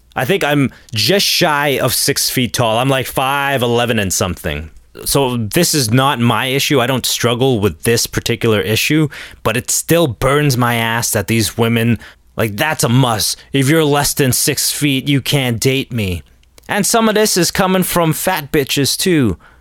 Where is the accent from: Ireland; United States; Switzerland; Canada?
Canada; Toronto, Ontario